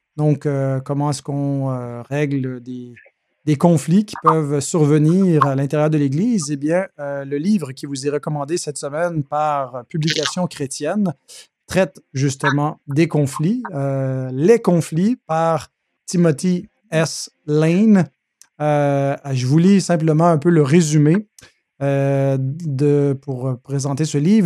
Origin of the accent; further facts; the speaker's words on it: Quebec, Canada; chez nous au Québec